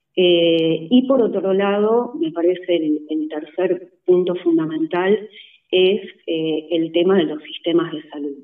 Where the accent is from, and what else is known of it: Argentina